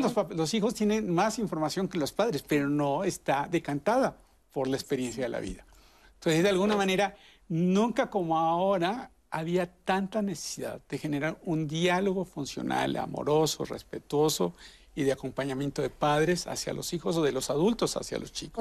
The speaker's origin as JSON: {"language": "Spanish", "country": "Mexico", "said": "en México tenemos"}